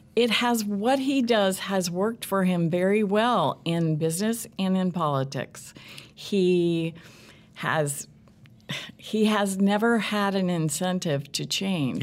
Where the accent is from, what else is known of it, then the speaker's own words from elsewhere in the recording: Southern Illinois, United States; now in Kansas City, United States; I'm from the Midwest originally, from a small town in Southern Illinois.